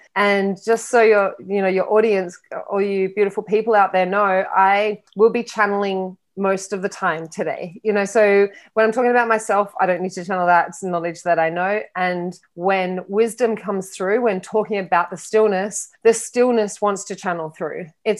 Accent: Australia; moved away; also born or lived in London / Miami; So I'm originally from Australia and I'm a global traveler. So I haven't really stayed in Australia much in my life. I lived in London for a long time. I moved to Miami in 2018

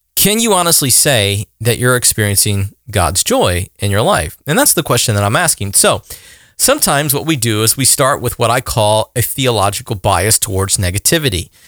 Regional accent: the South, United States; I'm a guy from the South

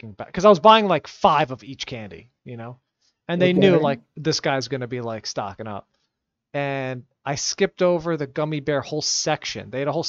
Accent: United States; nah, I'm from America.

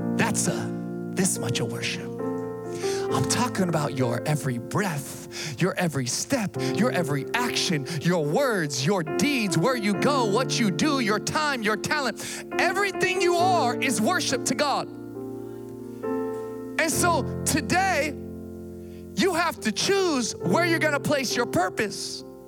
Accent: Sacramento, California, United States; moved away as an adult; also born or lived in Massachusetts; I grew up here in Sacramento

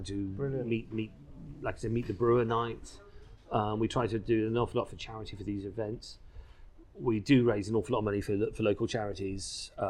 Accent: England, United Kingdom; So I said, being English, you know, we sort of abbreviate things.

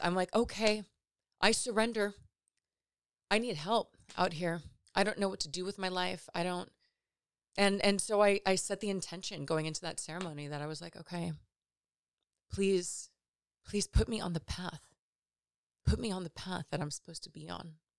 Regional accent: Los Angeles, California, United States; I'm from the Valley in Los Angeles

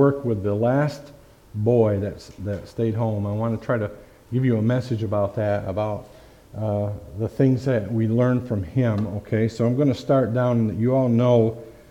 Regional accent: Fonda, New York, United States; my hometown, right close to here in Fonda, New York

